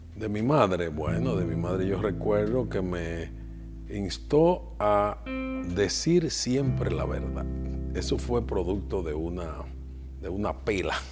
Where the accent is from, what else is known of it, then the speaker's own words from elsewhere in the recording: Santiago de los Caballeros, Santiago, Dominican Republic; Yo soy santiaguero, de pura cepa, nacido cerquita del yaque